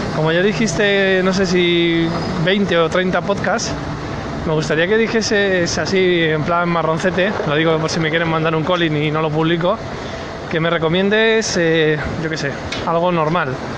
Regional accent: Spain; now in Sweden; mi pasaporte español, es decir, como español viviendo, residiendo en, Suecia

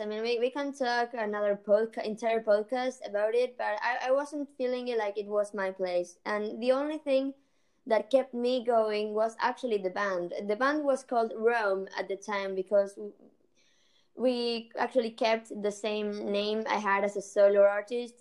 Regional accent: Argentina; also born or lived in Colombia; I'm from Argentina, but I, I we moved with my family to Colombia for three years.

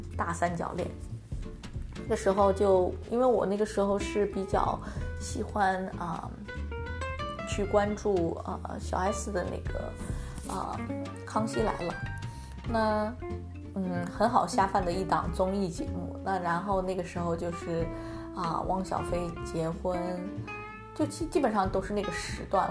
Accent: China; now in United States; 作为一个华人， 作为一个中国人，在美国的话， 我们， 而且我不是那种二代的美国人，是一代的美国人

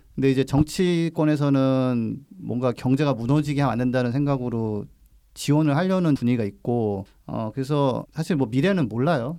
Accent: Gongju, South Chungcheong, South Korea; 어렸을 때 제가 살던 동네 에 장작 파는 걸 본적 있어요 어. 장날에 충남 공주에서

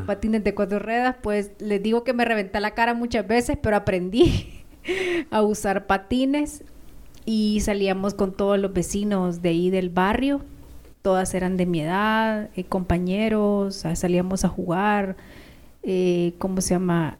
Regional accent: Ahuachapán, El Salvador; moved away as an adult; now in Guatemala; los aguachapanecos hablamos muy parecido a los chapines.

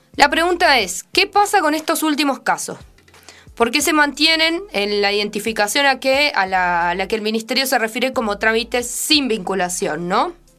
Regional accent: Argentina; nuestro país

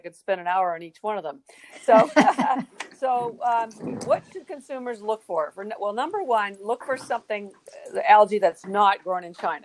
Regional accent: Western Canada, Canada; now in Boston, United States; I'm from Canada, and in Western Canada

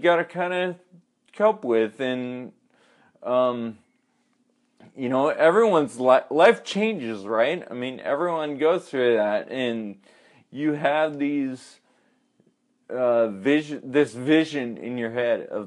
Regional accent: California, United States; grew up in a suburb in California

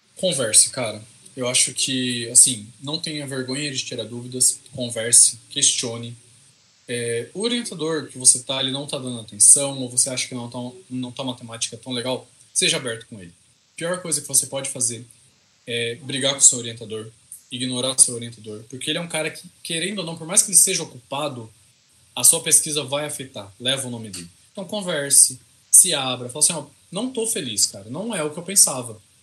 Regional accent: interior of São Paulo, Brazil; accent: caipira; Eu sou caipira com gosto. Então, assim, é... Eu sou do interior de São Paulo

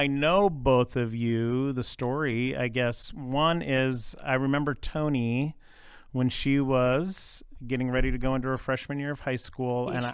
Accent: Medford, Oregon, United States; moved away; also born or lived in Charleston, South Carolina / Portland, Oregon / Puyallup, Washington; I grew up in Medford, Oregon

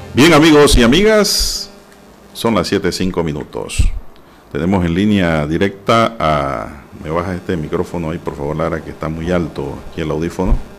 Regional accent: Panama; como panameños

